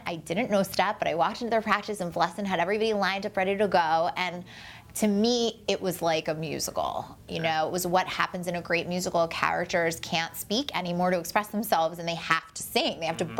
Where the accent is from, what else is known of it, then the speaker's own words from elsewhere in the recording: Baltimore, Maryland, United States; And I am born and raised in Baltimore. My mom is born and raised in Baltimore.